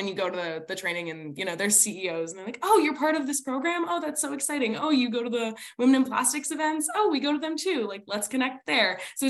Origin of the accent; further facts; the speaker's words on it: New Jersey, United States; at least I'm like from New Jersey.